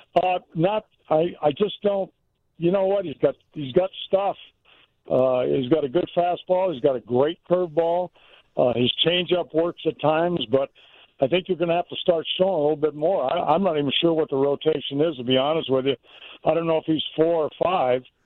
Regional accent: California, United States; born or raised there; also born or lived in Mississippi; now in Chicago, United States

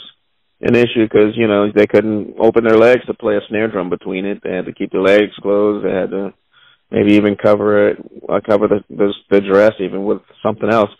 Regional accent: Charleston, South Carolina, United States; I grew up specifically in Charleston, South Carolina

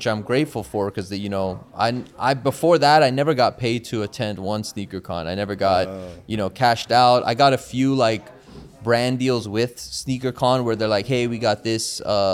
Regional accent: Bay Area, California, United States; Bay Area, which is my hometown

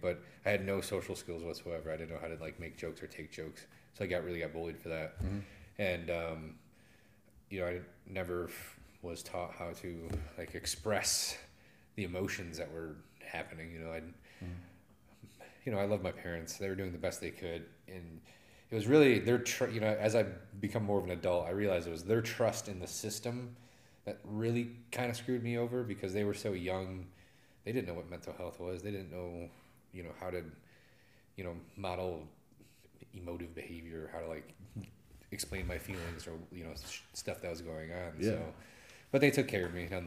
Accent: Adrian, Michigan, United States; growing up in Adrian

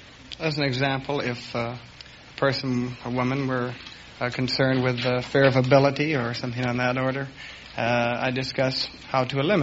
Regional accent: St. Paul, Minnesota, United States; I was born a couple of blocks from the slaughterhouse in St. Paul, Minnesota.

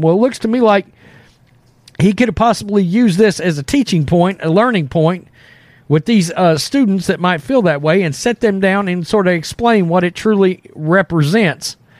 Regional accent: Texas, United States; we're from Texas. You know, we're all kind of a bunch of, you know, rednecks or Southern boys here.

